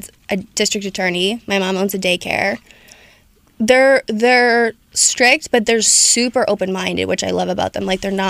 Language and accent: English; Pennsylvania, United States; So we're from Pennsylvania, really small town, Irish Catholic.